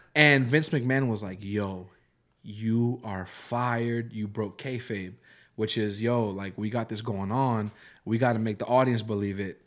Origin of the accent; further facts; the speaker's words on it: New York, United States; I'm from New York